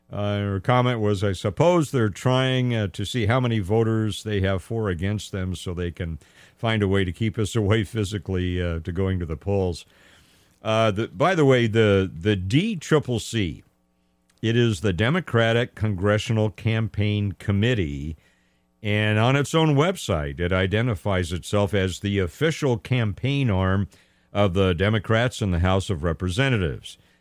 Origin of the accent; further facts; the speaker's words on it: Los Angeles County, California, United States; now in Central Valley, California, United States; I grew up in Los Angeles County